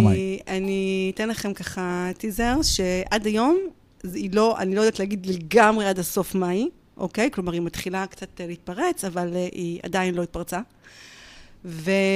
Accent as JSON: {"language": "Hebrew", "town": "Petah Tikva", "region": "Central District", "country": "Israel", "tie": "born or raised there", "said": "אני גרה בפתח תקווה, נולדתי בפתח לא תקווה וגדלתי בה"}